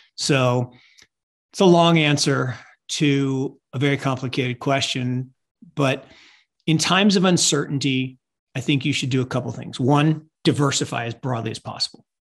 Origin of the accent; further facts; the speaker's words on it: Seattle, Washington, United States; I grew up in Seattle